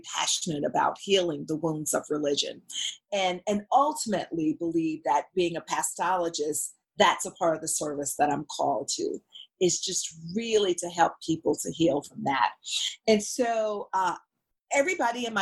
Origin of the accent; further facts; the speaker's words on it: Mississippi, United States; moved away; We're both from Mississippi